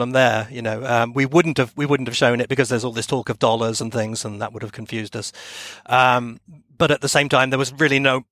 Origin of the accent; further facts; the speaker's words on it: Plymouth, South West England, United Kingdom; my hometown of Plymouth